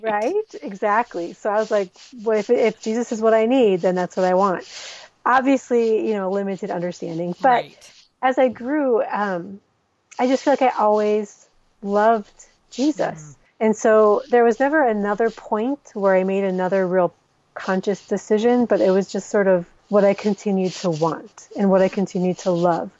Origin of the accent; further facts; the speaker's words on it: Minnesota, United States; moved away as an adult; also born or lived in Somalia; now in Djibouti; I am originally from Minnesota but my family has spent the last 17 years in the Horn of Africa